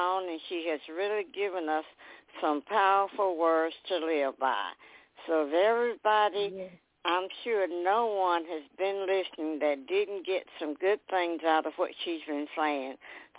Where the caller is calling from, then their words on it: Mississippi, United States; I'm calling from Mississippi